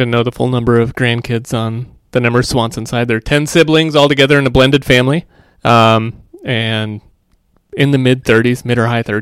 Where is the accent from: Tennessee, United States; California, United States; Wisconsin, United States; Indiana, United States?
Indiana, United States; born there; also born or lived in Nebraska / Washington D.C.; So uh, I was born in Indiana, and then we moved to Nebraska where he went to school, and then we moved out to right outside of Washington D.C. till I was about six